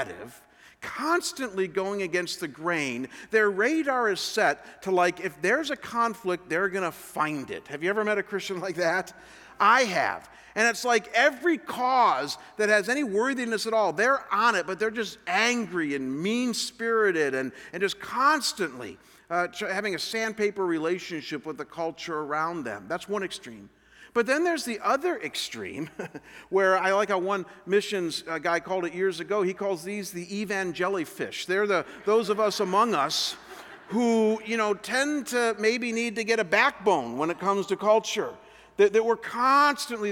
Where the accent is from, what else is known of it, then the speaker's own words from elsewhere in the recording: Chagrin Falls, Ohio, United States; moved away; Chagrin Falls is my hometown where I'm from